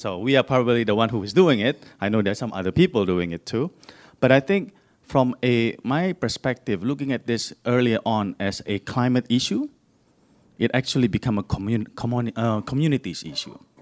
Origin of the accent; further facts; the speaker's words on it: Indonesia; I'm actually from Indonesia